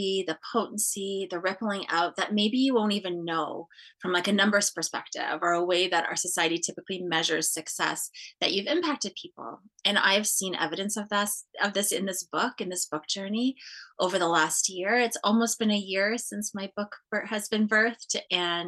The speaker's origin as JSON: {"language": "English", "area": "Cape Croker First Nation", "region": "Ontario", "country": "Canada", "said": "I'm from Cape Croker First Nation"}